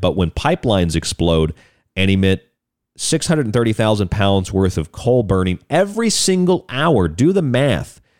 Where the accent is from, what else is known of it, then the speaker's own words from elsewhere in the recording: Florida, United States; moved away; also born or lived in Lakeland, Florida / Polk County, Florida / St. Pete Beach, Florida; I grew up in Florida. I lived in a lot of places in Florida. I lived in Lakeland